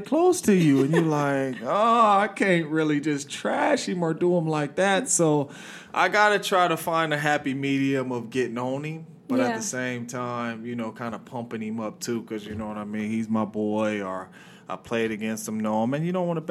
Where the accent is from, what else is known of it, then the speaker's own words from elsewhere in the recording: San Jose, California, United States; East side, south side for me.